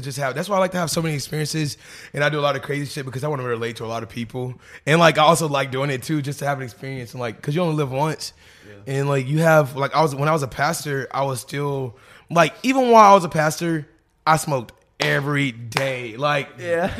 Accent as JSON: {"language": "English", "town": "Little Rock", "region": "Arkansas", "country": "United States", "moved": "yes", "lives_now": "Los Angeles, United States", "said": "I'm from Arkansas"}